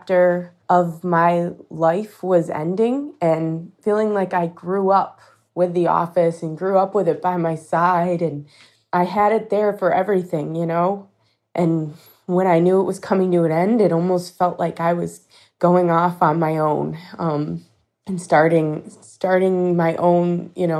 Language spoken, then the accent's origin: English; Rochester, New York, United States; I'm from Rochester, New York